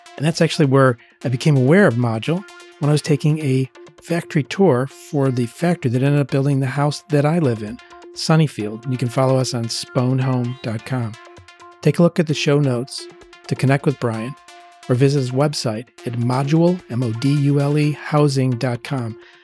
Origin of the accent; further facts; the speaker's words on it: Pittsburgh, Pennsylvania, United States; moved away; I'm happy to be in Pittsburgh, my hometown